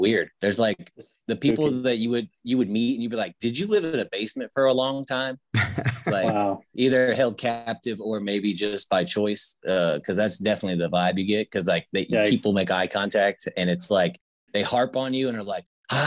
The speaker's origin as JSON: {"language": "English", "region": "Indiana", "country": "United States", "tie": "born or raised there", "also_born_or_lived": "California", "moved": "as an adult", "said": "I lived in Indiana for 24 years and then lived in California for 5 and then moved back 2020"}